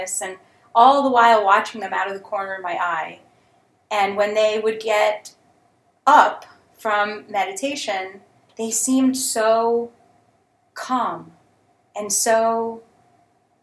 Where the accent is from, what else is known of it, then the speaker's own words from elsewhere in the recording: United States; also born or lived in Jerusalem; My parents moved to the U.S. when I was like 2, 2.5 years old